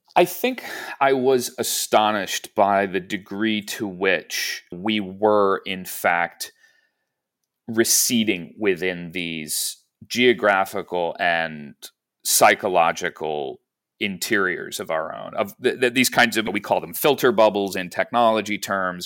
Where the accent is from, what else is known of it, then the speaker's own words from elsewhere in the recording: Chicago, Illinois, United States; Chicago's a huge piece of my family history. We're from Chicago, and I worked at the Chicago Tribune for, for nine years